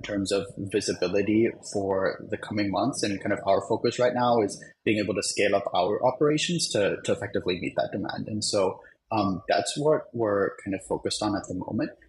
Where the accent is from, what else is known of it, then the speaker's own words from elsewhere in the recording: Germany; now in New York, United States; I'm from Germany